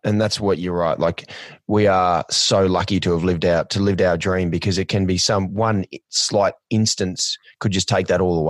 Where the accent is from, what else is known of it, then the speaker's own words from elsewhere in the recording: Australia; growing up in Australia